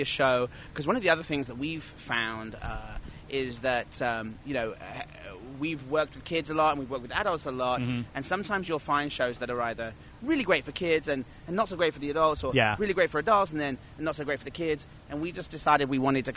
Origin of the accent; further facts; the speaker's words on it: England, United Kingdom; now in New York, United States; I'm originally from England